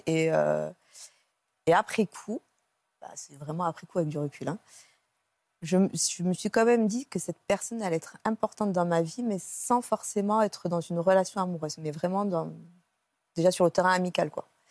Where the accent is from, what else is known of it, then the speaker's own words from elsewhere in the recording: Cannes, Provence-Alpes-Côte d'Azur, France; je suis originaire de Cannes, je faisais mes études à Aix.